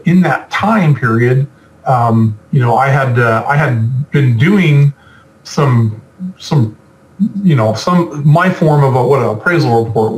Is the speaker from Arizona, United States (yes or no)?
no; California, United States; I'm from California